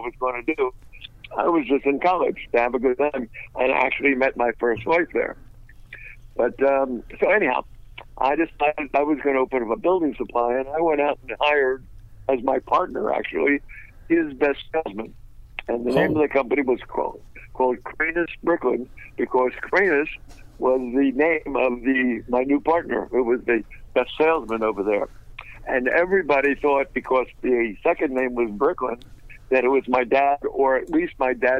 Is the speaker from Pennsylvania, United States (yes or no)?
yes; Philadelphia, Pennsylvania, United States; moved away; also born or lived in Orlando, Florida; I was originally from Philadelphia